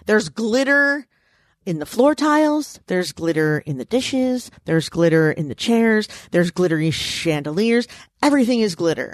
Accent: United States; I grew up in Washington

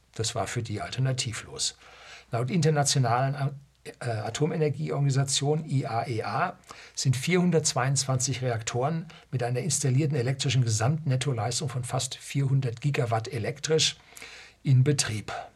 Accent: Germany; bei uns in Deutschland

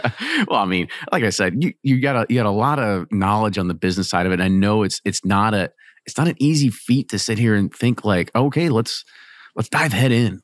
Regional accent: Louisville, Kentucky, United States; I'm from Louisville

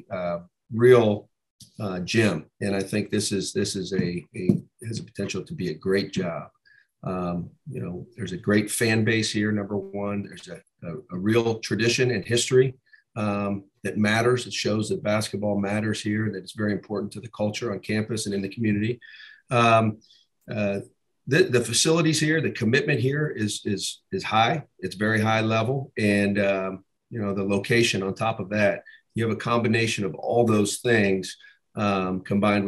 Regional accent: Columbus, Ohio, United States; I was born and raised in Columbus, Ohio

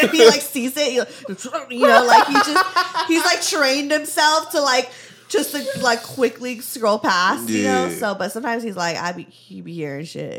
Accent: Valley Girl, California, United States; accent: Valley Girl; my Valley Girl accent

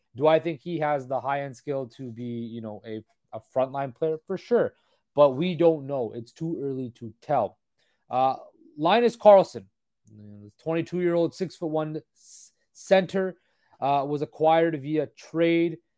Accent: Surrey, British Columbia, Canada; Surrey, British Columbia, my hometown

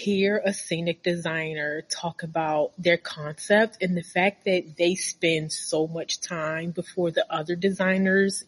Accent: Baltimore, Maryland, United States; I'm from Baltimore, and I went to a really bad high school.

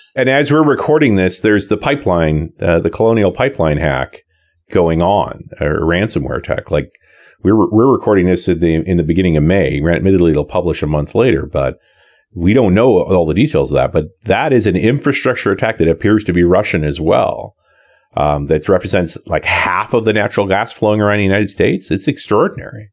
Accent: Canada; I'm Canadian

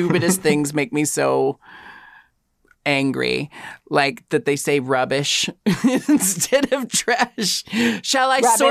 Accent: United States; as an American

